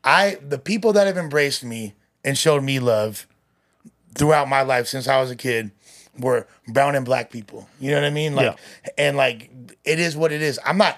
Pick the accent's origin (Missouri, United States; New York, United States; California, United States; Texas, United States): California, United States; Los Angeles; I grew up in the West Side. I'm from West Los, Puerto Vida's way.